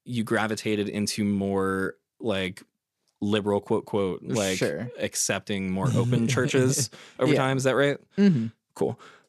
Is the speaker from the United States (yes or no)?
yes; Oklahoma, United States; Like I was born and raised here in Oklahoma.